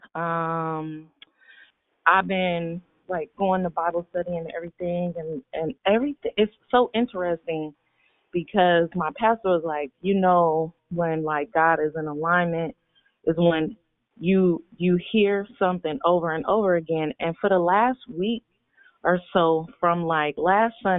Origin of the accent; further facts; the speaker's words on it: Richmond, California, United States; moved away as an adult; now in Antioch, United States; I live in Antioch now, but I grew up in Richmond all my life